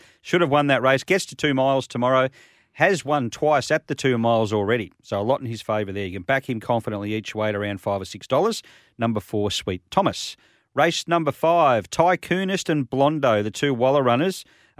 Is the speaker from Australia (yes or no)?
yes; Victoria, Australia; But I was from Victoria, so it was still hot.